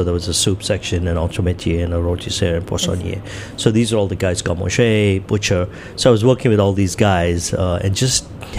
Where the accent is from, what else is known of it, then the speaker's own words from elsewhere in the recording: Mumbai, Maharashtra, India; also born or lived in Goa; I grew up in Bombay where everybody spoke English. So mm-hmm. I barely spoke any Hindi.